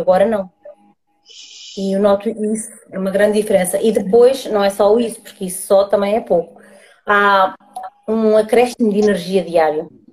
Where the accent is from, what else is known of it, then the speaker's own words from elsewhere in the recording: Águeda, Aveiro District, Portugal; sou, sou de Agda, Distrito de Aveiro